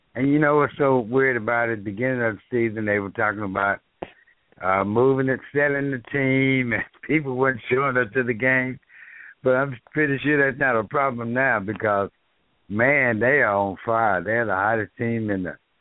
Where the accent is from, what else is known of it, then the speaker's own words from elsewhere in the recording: Dallas, Texas, United States; I grew up in South Dallas